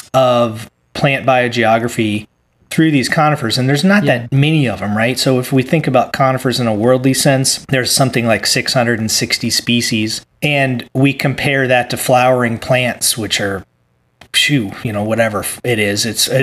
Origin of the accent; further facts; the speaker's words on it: Virginia, United States; moved away; also born or lived in California; I grew up in Virginia in the Appalachian mm-hmm. and the Piedmont and the Appalachian Mountains.